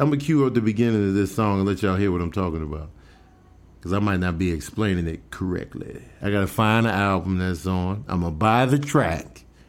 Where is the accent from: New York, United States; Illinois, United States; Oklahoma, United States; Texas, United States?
Illinois, United States; Chicago; now in Los Angeles, United States; I'm from Chicago